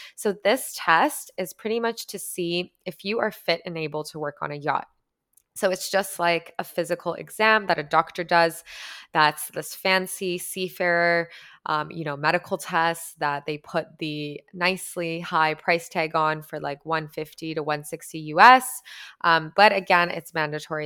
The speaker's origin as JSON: {"language": "English", "country": "Canada", "said": "I'm Canadian"}